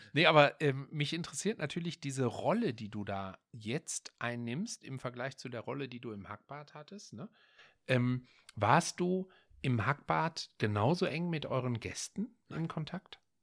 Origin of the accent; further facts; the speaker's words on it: Essen, North Rhine-Westphalia, Germany; Das liegt an der ähm, zentralen Straße bei uns in Essen-Frintrop. Ich komme daher